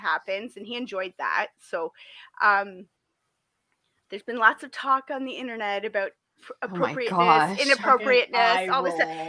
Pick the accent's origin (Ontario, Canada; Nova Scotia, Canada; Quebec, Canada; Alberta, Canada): Ontario, Canada; Toronto; Somebody who grew up in the Toronto area